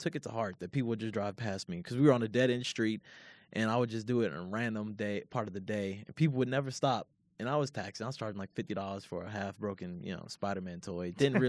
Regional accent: Louisville, Kentucky, United States; And the thing is, I'm not even far from Lexington. I'm from Louisville, which, you know, is about an hour down the block.

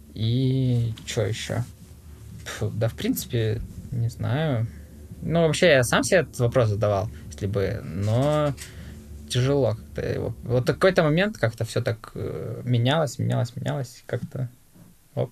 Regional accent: Rivne, Rivne Oblast, Ukraine; Ну, город, ну, ты не знаешь, наверное, ну, Ровно называется

